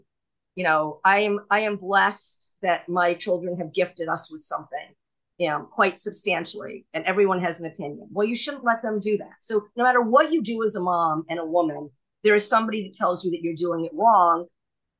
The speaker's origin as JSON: {"language": "English", "town": "New York City", "region": "New York", "country": "United States", "tie": "born or raised there", "said": "I grew up in New York City, private school"}